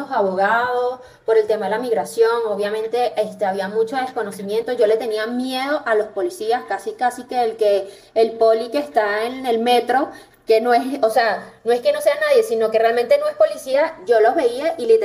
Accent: Venezuela; me dice que si soy colombiana, que si soy cubana por el acento y ya, y no, bueno, con Cuba nos parecemos, pero no tanto.

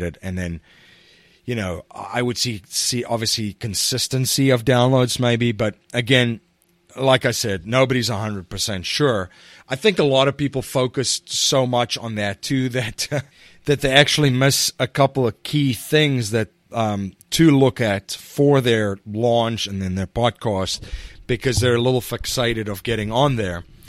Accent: South Africa; now in United States; I'm originally from South Africa, and I live in the United States now

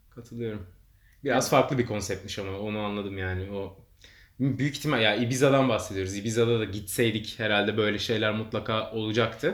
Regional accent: Turkey

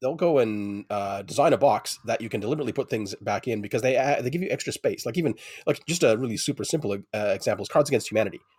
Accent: Canada; I'm very Canadian

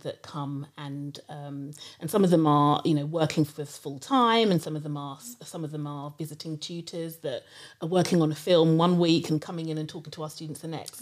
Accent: London, United Kingdom; also born or lived in Shepherd's Bush, London / Nigeria (parents); I lived in Harrow for quite a long time, when I think from when I was two up until I went to university.

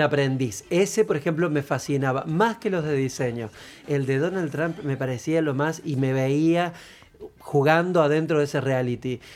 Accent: Córdoba, Argentina; moved away; also born or lived in Entre Ríos / Buenos Aires; Yo soy cordobés, pero vivo en Entre Ríos

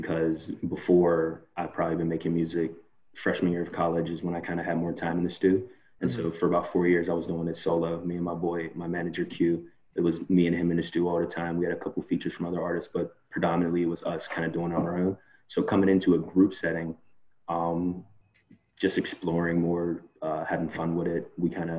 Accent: Pittsburgh, Pennsylvania, United States; I was born and raised in Penn Hills, Pittsburgh

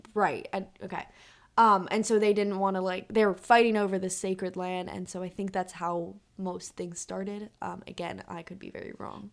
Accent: San Francisco, California, United States; from San Francisco, California

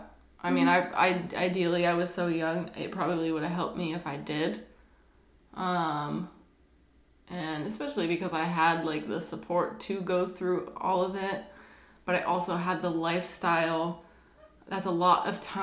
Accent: Nevada, United States; now in Florida, United States; I'm from Nevada

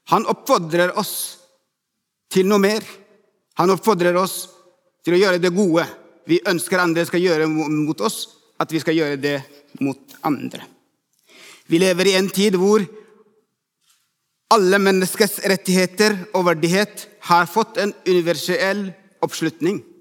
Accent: Ethiopia; Norwegian is a second language; now in Norway; 17 år siden kom jeg til Norge fra Etiopia. Jeg ble ikke sjokkert over kulturforskjellene.

